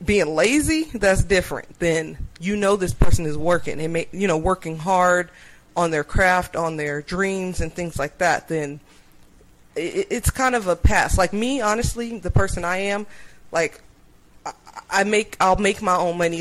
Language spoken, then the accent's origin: English; Upland, California, United States; from Upland